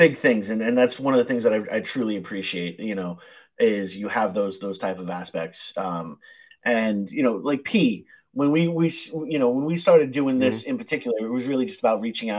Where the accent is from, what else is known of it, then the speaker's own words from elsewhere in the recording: United States; We get so wrapped up, especially being American, you know, we get so wrapped up in the take aspect of it